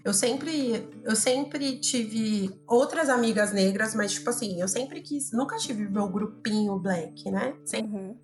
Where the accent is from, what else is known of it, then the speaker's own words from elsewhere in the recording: São Paulo, Brazil; nasci na periferia, né, de São Paulo, um bairro chamado Americanópolis, fica aqui próximo ao Jabaquara.